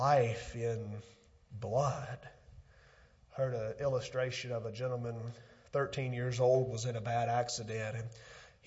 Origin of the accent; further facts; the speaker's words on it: Pontotoc, Mississippi, United States; back in my hometown, South Pontotoc School